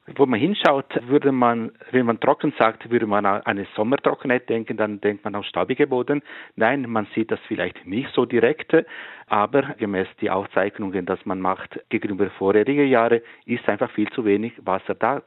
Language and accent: German; Ticino, Switzerland; In der Gemeinde, wo ich aufgewachsen bin, im Tessin